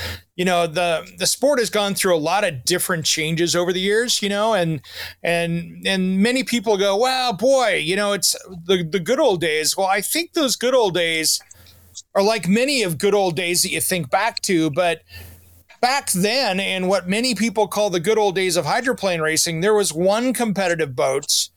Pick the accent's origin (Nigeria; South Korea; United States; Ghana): United States; Tri-Cities, Washington; as a kid, I grew up in the Tri-Cities